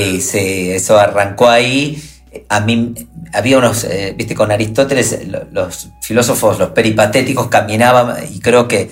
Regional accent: Rosario, Santa Fe, Argentina; soy de Rosario

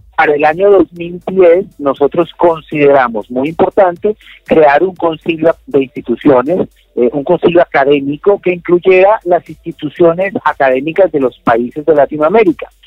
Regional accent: Colombia; yo soy colombiano

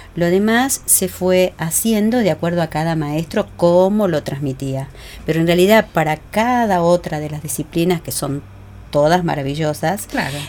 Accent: Uruguay; moved away as an adult; now in Argentina; vine de Uruguay cuando recién me casé

